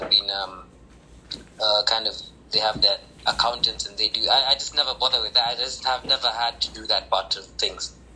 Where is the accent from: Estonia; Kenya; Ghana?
Kenya; I'm from Kenya